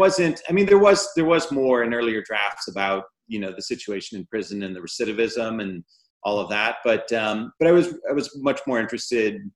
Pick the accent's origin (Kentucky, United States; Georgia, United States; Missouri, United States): Missouri, United States; St. Louis; moved away; my hometown in St. Louis